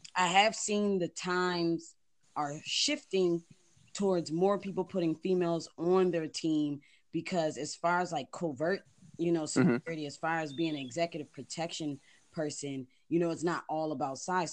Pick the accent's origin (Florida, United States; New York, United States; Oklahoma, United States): New York, United States; Buffalo; moved away as an adult; I'm actually from Buffalo